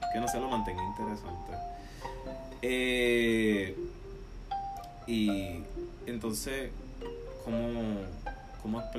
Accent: Puerto Rico; now in Tampa, United States; Florida. vivimos, somos de Puerto

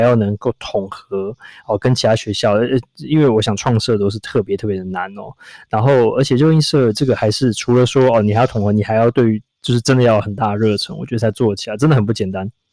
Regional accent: Taipei, Taiwan; 我也是在台，台北长大

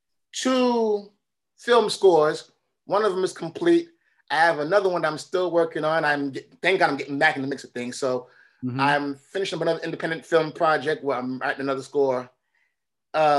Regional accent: New York City, New York, United States; I was born and raised in Brooklyn, but my parents are from Haiti

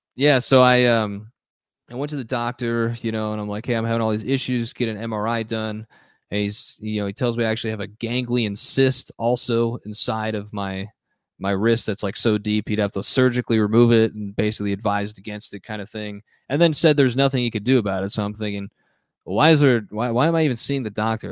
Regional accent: Phoenix, Arizona, United States; I grew up in the city, I grew up in Phoenix

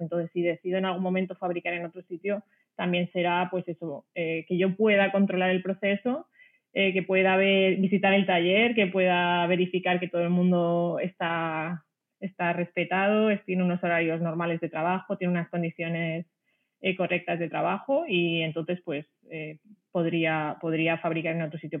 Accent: a small village in Ciudad Real, Castilla-La Mancha, Spain; moved away as an adult; also born or lived in France / Italy / Netherlands / Madrid; soy de un pueblecito pequeño de Ciudad Real, eh, aquí en España

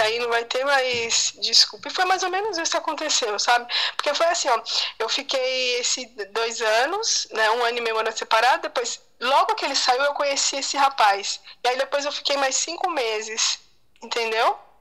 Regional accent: Brazil; somos nós brasileiros

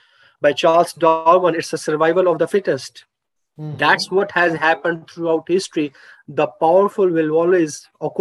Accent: Pakistan; I'm from Pakistan. As a Pakistani citizen, I have my own socio-cultural traits

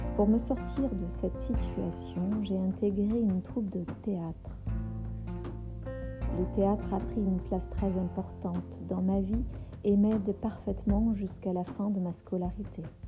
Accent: Berlin, Germany; moved away as an adult; also born or lived in Marseille, France; now in France; Mon parcours professionnel s'est interrompu lors de mon départ de Berlin, ma ville natale, pour la France

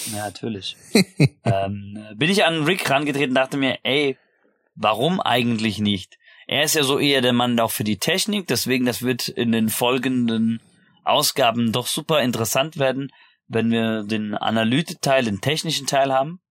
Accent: about 30 minutes by car from Darmstadt, Hesse, Germany; Oder Gude, wie man äh, so schön auch sagt, wo ich herkomme

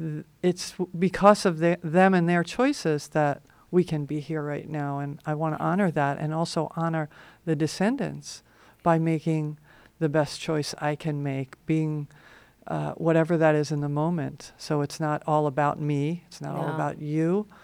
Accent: New York, United States; now in Hawaii, United States; I grew up in New York.

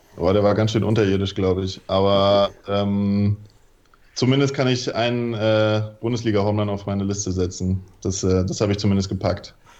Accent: Mainz, Rhineland-Palatinate, Germany; also born or lived in Wilhelmshaven; ich komme aus Mainz, ähm, spiele bei den Mainzer Deadlicks

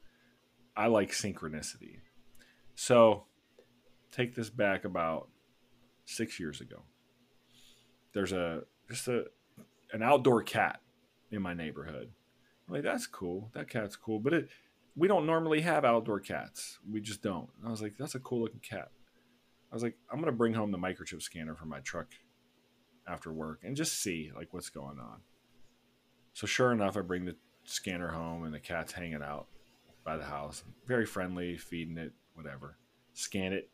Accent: Pittsburgh, Pennsylvania, United States; I was from Pittsburgh

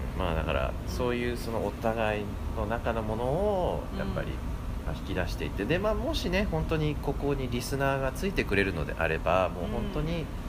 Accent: Orange County, California, United States; moved away as an adult; now in Hawaii, United States; 僕はその地元カリフォルニアでずっと育ってて

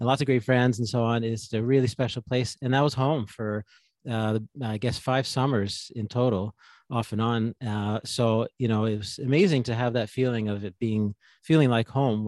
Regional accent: Ontario, Canada; moved away as an adult; also born or lived in Lake Louise, Alberta; now in Quebec, Canada; I'm from Ontario again. I live in Quebec now.

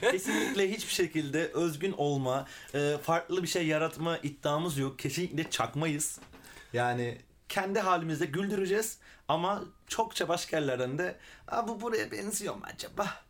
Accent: Milas, Muğla, Turkey; moved away as an adult; also born or lived in Fethiye; now in Izmir, Turkey; Milas'ta doğdum büyüdüm.

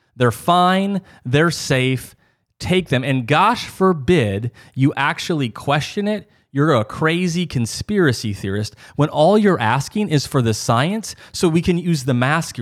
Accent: Midwest, United States; growing up in the North, you know, the Midwest

